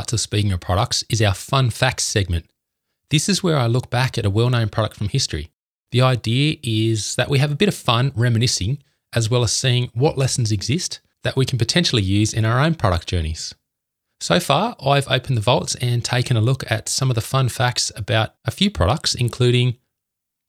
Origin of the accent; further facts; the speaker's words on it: Canberra, Australian Capital Territory, Australia; I'm from Canberra, the capital of Australia.